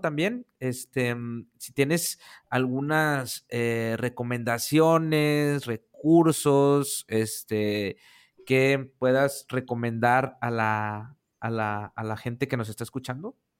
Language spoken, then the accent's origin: Spanish; Monterrey, Nuevo León, Mexico; yo acá en mi tierra de Monterrey